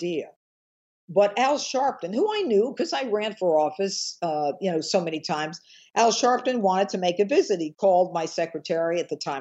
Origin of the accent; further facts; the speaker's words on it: Elmira, New York, United States; now in Westchester, United States; I grew up in a small town in upstate New York